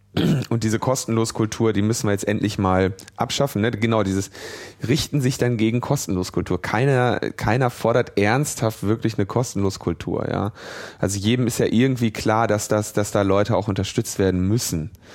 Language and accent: German; Ruhr area, North Rhine-Westphalia, Germany; ich bin ja im Ruhrgebiet geboren